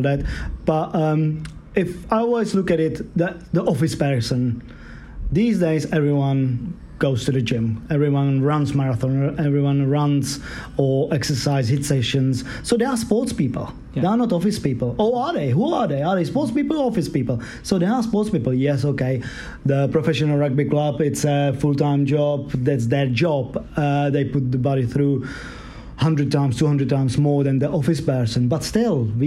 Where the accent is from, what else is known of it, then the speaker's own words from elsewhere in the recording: Czechia; now in London, United Kingdom; I'm originally from Czech Republic.